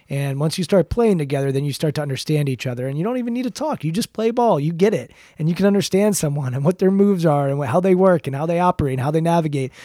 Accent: Maryland, United States; I grew up in Maryland, twenty-five, twenty minutes from, from College Park

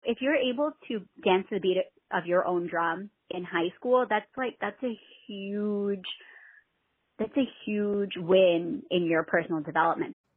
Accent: Herricks, New York, United States; growing up in Herrick, um, we were very very diverse

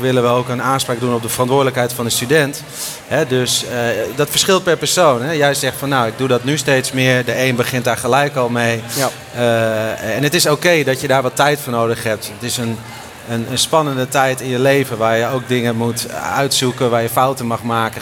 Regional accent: Groningen, Netherlands; ik kwam uit Groningen

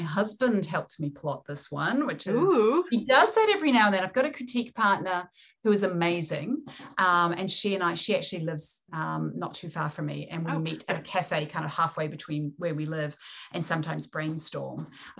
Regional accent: New Zealand; accent: New Zealand; And being a New Zealander, we're developing our own version of English. Obviously, I have a New Zealand accent, but the written word as well.

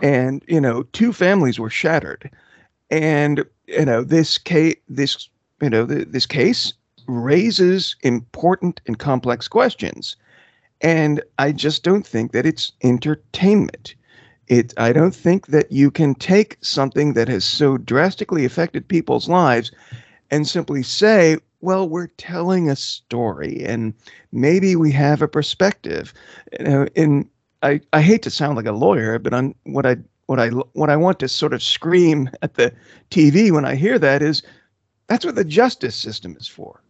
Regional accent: Houston, Texas, United States; also born or lived in Belgium / Austin, Texas; I grew up mostly in Houston, Texas, and also Austin

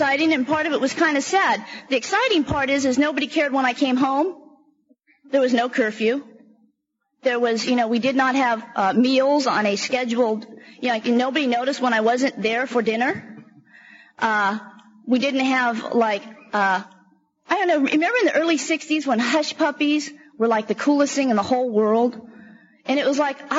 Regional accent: San Francisco, California, United States; also born or lived in San Jose / Alameda / Oakland; I grew up in San Francisco, Alameda, and Oakland most of the time in low-income housing. The majority of the time we lived out in the Fillmore District in San Francisco.

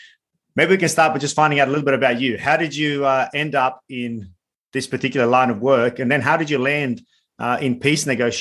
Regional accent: Sarajevo, Federation of Bosnia and Herzegovina, Bosnia & Herzegovina; I'm born and raised in Sarajevo and deeply experienced that conflict.

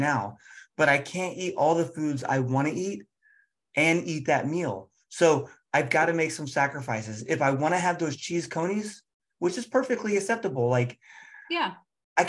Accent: Cincinnati, Ohio, United States; I'm from Cincinnati

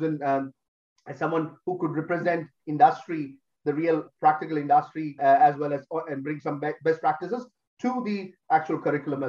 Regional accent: Delhi, India; moved away as an adult; also born or lived in Kerala; now in Australia; I grew up in Delhi

